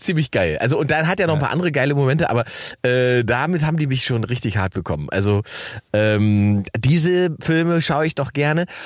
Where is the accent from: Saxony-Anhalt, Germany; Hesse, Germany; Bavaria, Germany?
Saxony-Anhalt, Germany; Salzwedel; moved away; Salzwedel, meine Heimatstadt